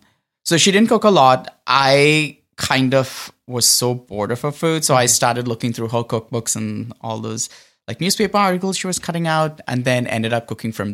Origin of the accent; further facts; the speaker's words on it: Mumbai, Maharashtra, India; also born or lived in Oakland / San Francisco; now in Los Angeles, United States; I grew up on the West Coast in Bombay.